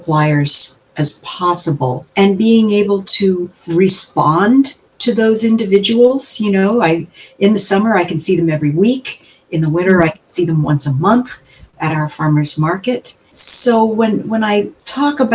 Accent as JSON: {"language": "English", "region": "Appalachia", "country": "United States", "tie": "born or raised there", "moved": "as an adult", "lives_now": "Kansas, United States", "said": "I grew up in Appalachia"}